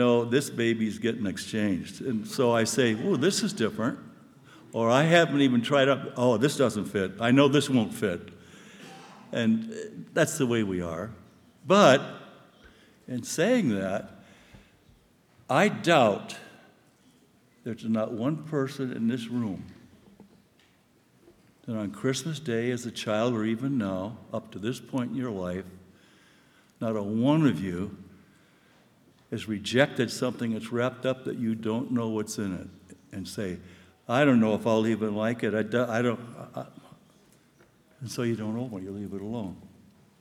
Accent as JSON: {"language": "English", "region": "Southern California", "country": "United States", "moved": "yes", "lives_now": "New York, United States", "said": "I have limited Spanish because I'm from Southern California."}